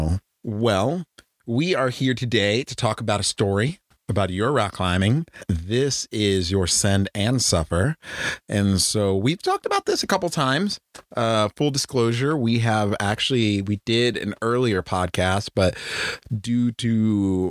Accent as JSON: {"language": "English", "region": "Northern Virginia", "country": "United States", "tie": "born or raised there", "moved": "yes", "lives_now": "Texas, United States", "said": "I grew up in Northern Virginia and I didn't start rock climbing until I moved to Texas."}